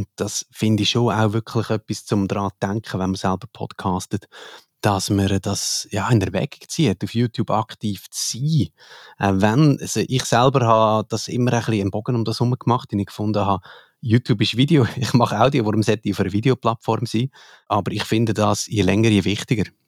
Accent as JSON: {"language": "German", "country": "Switzerland", "accent": "Swiss", "said": "den Akzent, den ich habe, man höre, ich sage Schweizer"}